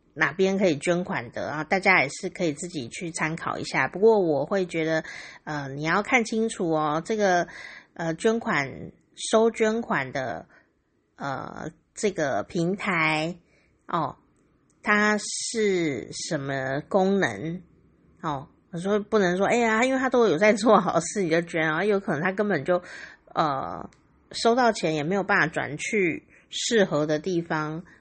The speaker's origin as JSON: {"language": "Chinese", "country": "Taiwan", "said": "我身为台湾人感到非常荣耀哦"}